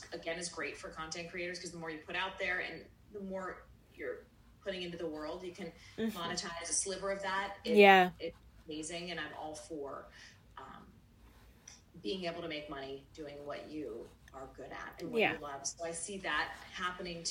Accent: Pittsburgh, Pennsylvania, United States; now in Florida, United States; I'm from Pittsburgh originally

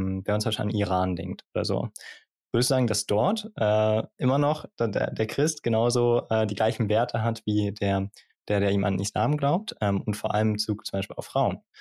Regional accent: Germany; bei uns in Deutschland

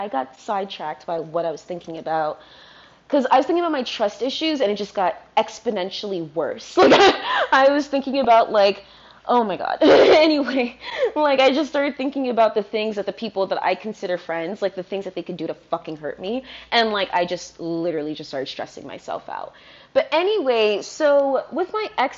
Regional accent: Fredericksburg, Virginia, United States; now in Brooklyn, United States; I grew up in Fredericksburg, Virginia

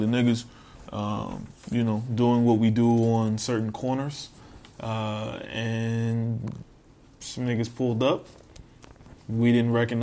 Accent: New York City, New York, United States; moved away as an adult; also born or lived in Newport News, Virginia; now in Florida, United States; where I'm born is I'm from Coney Island, New York. I am from Brooklyn

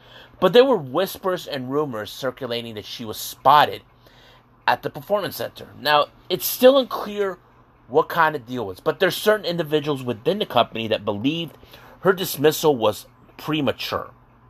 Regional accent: San Diego, California, United States; I'm from San Diego, California.

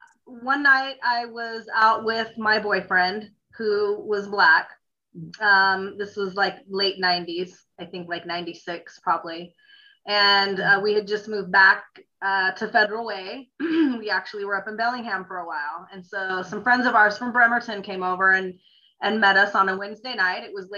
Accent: Italy; also born or lived in Greece; now in United States; I grew up in Europe. I grew up overseas in Italy and Greece. And when we came back to the States, I thought that we were living amongst aliens, believe it or not.

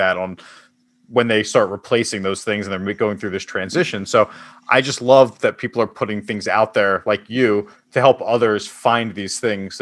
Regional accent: Philadelphia, Pennsylvania, United States; I'm from Philadelphia, so we're a big soft pretzel

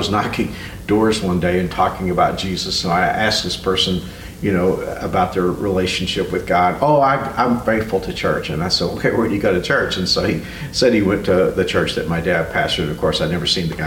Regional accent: Fort Worth, Texas, United States; also born or lived in Houston; you and I grew up in Fort Worth.

